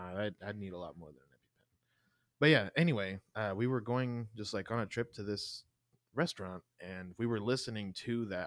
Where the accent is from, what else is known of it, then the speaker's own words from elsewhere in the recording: Mississippi, United States; also born or lived in Kansas City; now in Wichita, United States; I grew up in Mississippi